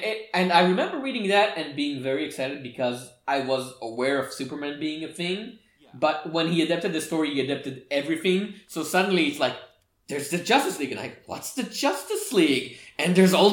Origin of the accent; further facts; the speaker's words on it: Israel; I was born and raised in Israel